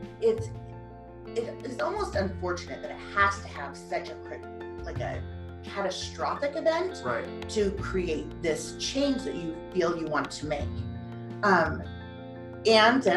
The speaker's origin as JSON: {"language": "English", "region": "Colorado", "country": "United States", "tie": "born or raised there", "said": "I grew up in Colorado"}